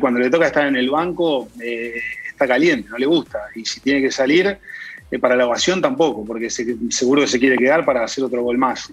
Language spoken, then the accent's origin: Spanish; Arrecifes, Buenos Aires Province, Argentina; en Arrecifes, de donde soy